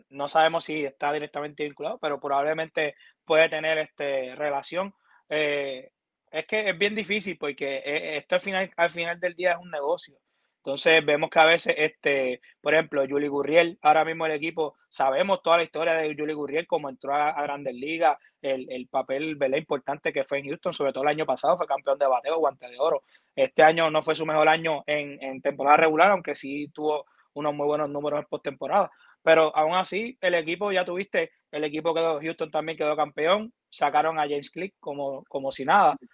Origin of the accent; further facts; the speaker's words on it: Puerto Rico; como boricua a, uno, a nosotros también nos duele